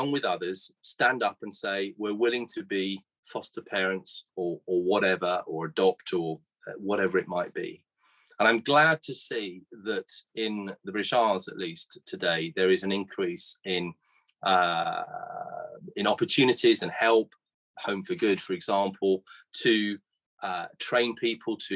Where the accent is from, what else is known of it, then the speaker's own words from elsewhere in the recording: Guernsey; in 1964 when I was born here in Guernsey